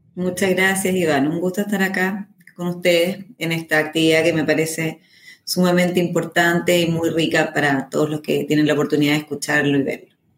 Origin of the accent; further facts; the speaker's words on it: Chile; mi país, por ejemplo en Chile